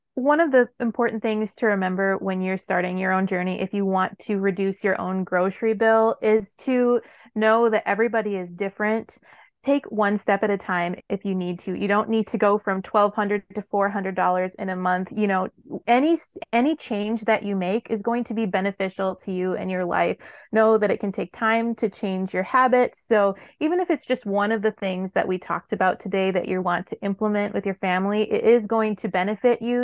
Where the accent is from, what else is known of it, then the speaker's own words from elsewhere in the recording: Wisconsin, United States; moved away as an adult; back in my home state of Wisconsin